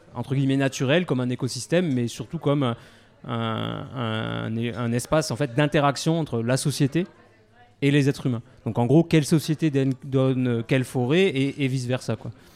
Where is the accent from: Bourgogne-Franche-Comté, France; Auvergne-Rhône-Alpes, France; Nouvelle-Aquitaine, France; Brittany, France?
Auvergne-Rhône-Alpes, France; Grenoble area; also born or lived in Maurienne; j'ai grandi euh, à Kroll, donc mon camp de base c'est Chartreuse, euh, et, euh, et, Beldon, donc Chartreuse l'enfance, Beldon l'adolescence.